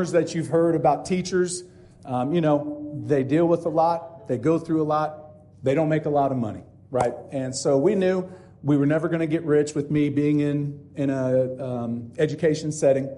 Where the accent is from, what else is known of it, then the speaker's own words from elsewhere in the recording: Bloomington, Indiana, United States; also born or lived in Ellettsville, Indiana; I'm an Ellettsville boy, born and raised in Bloomington, Indiana. Have been here all my life